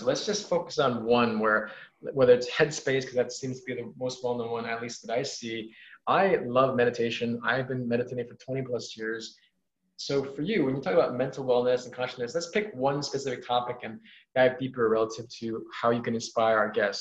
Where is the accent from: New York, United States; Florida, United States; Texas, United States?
New York, United States; New York City; I'm from New York City, and I would I lived in a place called Woodside, Queens, which is four miles east of Manhattan.